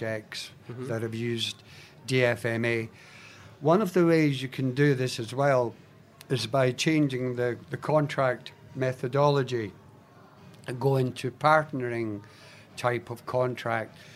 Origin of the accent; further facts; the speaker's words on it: Scotland, United Kingdom; now in Australia; being Scottish, we're brought up that spiders actually saved Scotland